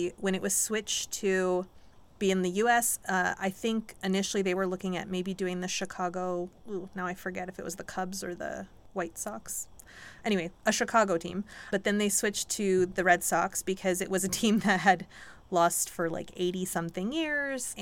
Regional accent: Oshawa, Ontario, Canada; we grew up in Oshawa

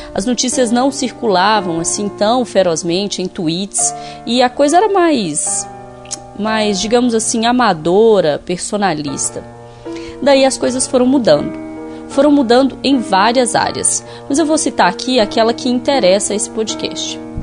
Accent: Sete Lagoas, Minas Gerais, Brazil; moved away as an adult; now in Belo Horizonte, Brazil; fomos criadas na mesma cidade

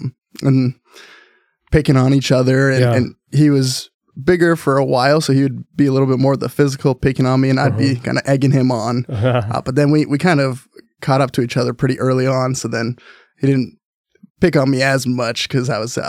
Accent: Salem, Oregon, United States; also born or lived in Tucson, Arizona; Yeah, I was born in Tucson, Arizona. So that's where, I call it home, even though I my family moved up to Oregon when I was probably like 3 or 4. So really grew up here in Oregon, in Salem.

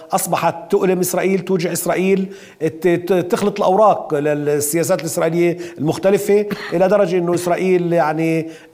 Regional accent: Palestine

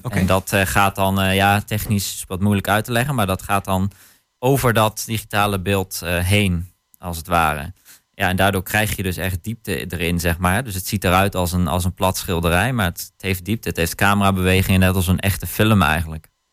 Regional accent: Hattem, Gelderland, Netherlands; het gebied waar ik vandaan kom, dus eh, Zwolle Hattem

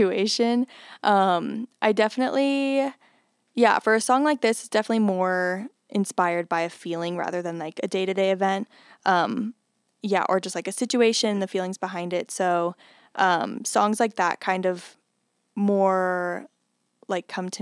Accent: Denver, Colorado, United States; now in Fort Collins, United States; I'm from Denver area, like the Denver area, suburbs of Denver

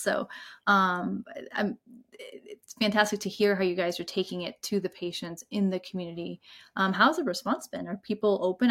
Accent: India; now in United States; I'm from India

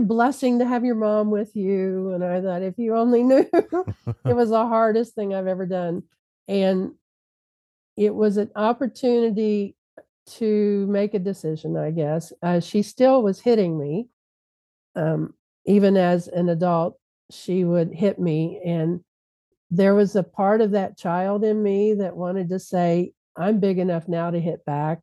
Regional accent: Louisville, Kentucky, United States; moved away; I'm from Louisville, Kentucky, and my parents were still in Louisville.

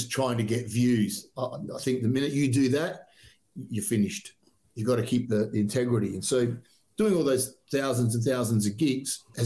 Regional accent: South Australia, Australia; We're Australian bands

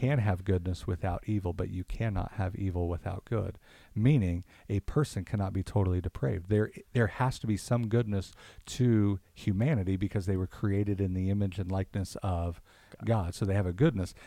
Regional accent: Kansas City, United States; I'm from Kansas City

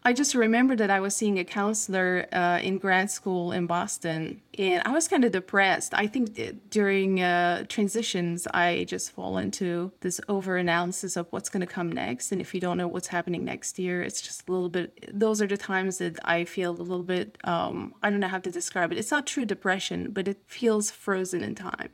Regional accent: Turkey; moved away; I grew up in Turkey, so I went to school in Turkey

